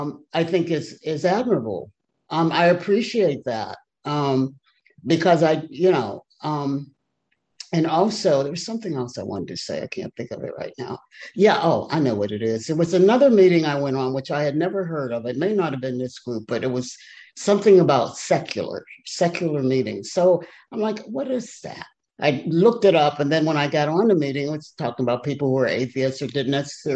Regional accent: Virginia, United States; from Virginia.

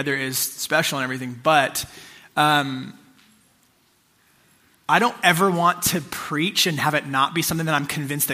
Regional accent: United States; I'm an American

